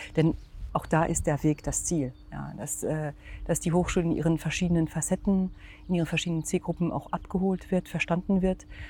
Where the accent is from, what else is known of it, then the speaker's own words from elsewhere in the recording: France; German is a second language; also born or lived in Germany; now in Magdeburg, Germany; Ich bin ähm, also gebürtige Französin